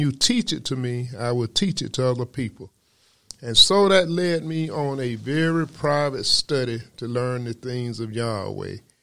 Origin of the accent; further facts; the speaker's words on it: Macon, Georgia, United States; I was born in Macon, Georgia, where I began my studies